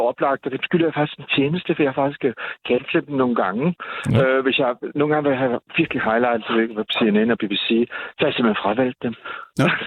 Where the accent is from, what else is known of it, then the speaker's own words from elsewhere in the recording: Southern Denmark, Denmark; Nej, det, sådan, er, sådan er vi fynboer, ikke, ikke helt.